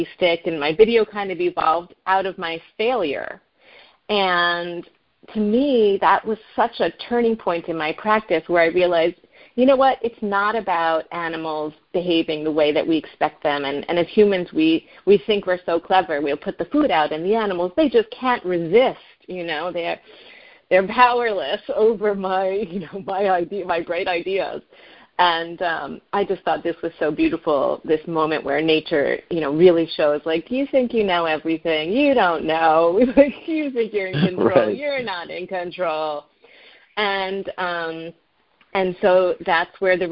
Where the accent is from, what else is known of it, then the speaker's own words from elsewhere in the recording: Northeast, United States; I live in the Northeast and I grew up in the Northeast